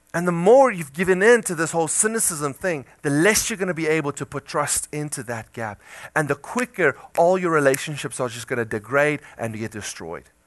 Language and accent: English; South Africa; moved away; I come from South Africa